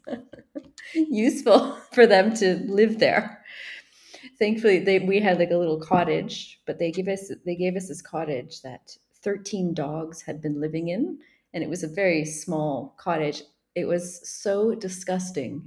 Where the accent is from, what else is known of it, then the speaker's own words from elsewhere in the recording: Montreal, Quebec, Canada; moved away as an adult; also born or lived in Provence, France; now in Mollégès, France; Well, I'm from Montreal. I'm actually English from Montreal